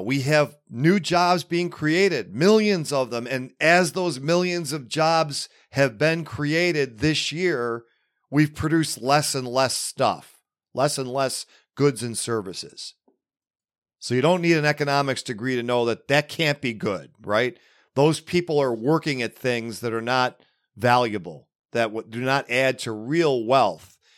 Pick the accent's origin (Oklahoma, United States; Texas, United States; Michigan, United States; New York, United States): New York, United States; Buffalo; right here in my hometown of Buffalo, New York, although I, I live safely forty-five minutes northeast of it